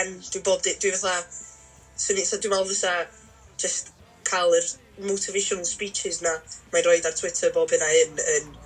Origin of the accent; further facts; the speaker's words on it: Llangefni, Wales, United Kingdom; dwi o Langefni